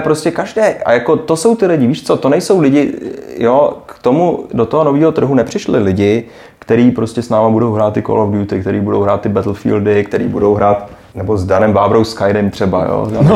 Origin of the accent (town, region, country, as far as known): Prague, Czechia; moved away as an adult; now in Shanghai, China